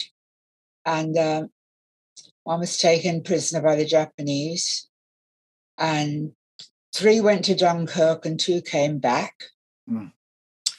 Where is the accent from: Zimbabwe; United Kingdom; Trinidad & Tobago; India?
United Kingdom; London; also born or lived in Canterbury / Highbridge, Somerset; I'm a Londoner